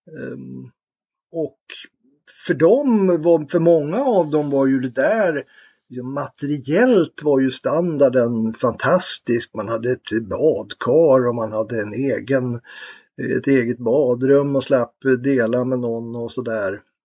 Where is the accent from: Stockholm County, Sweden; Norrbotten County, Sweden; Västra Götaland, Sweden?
Stockholm County, Sweden; Tyresö; jag är uppväxt i Bollmora, sydöst om Stockholm